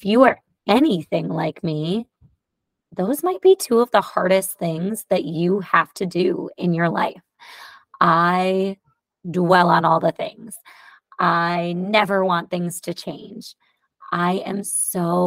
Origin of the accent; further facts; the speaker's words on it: New York, United States; my home state, New York.